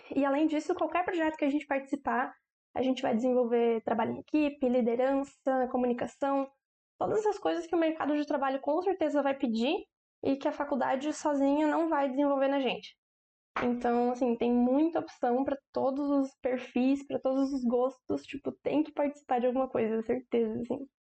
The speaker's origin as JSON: {"language": "Portuguese", "town": "Joinville", "region": "Santa Catarina", "country": "Brazil", "said": "Eu sou de Joinville mesmo"}